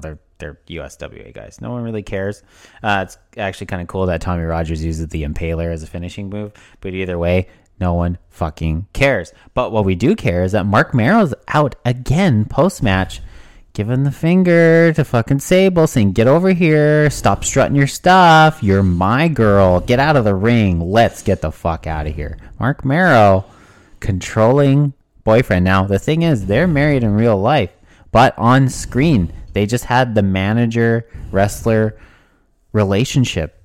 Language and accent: English; Canada; being a Canadian kid